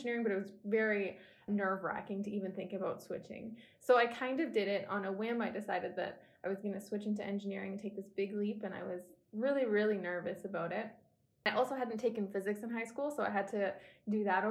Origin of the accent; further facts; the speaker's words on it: Innisfail, Alberta, Canada; also born or lived in Edmonton; I grew up in Innisfil, which is a small town about 2 hours south of Edmonton